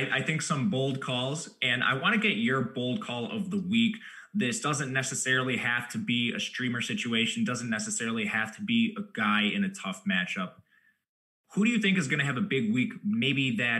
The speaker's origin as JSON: {"language": "English", "region": "Wisconsin", "country": "United States", "said": "I'm from Wisconsin"}